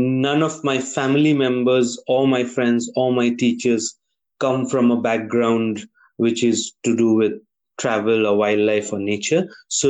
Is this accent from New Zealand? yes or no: no; Kalimpong, West Bengal, India; also born or lived in Darjeeling; as a kid growing up in Kalimpong